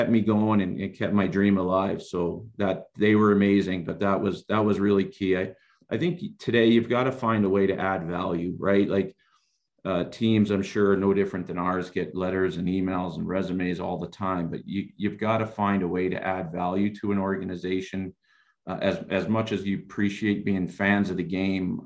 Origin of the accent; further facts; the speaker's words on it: Rockland County, New York, United States; moved away as an adult; now in Denver, United States; I grew up in Rockland County, New York.